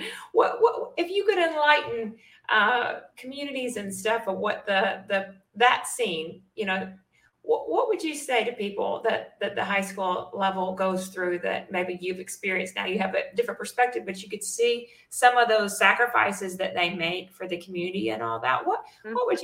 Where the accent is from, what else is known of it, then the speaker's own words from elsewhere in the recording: Memphis, Tennessee, United States; moved away; I'm from Memphis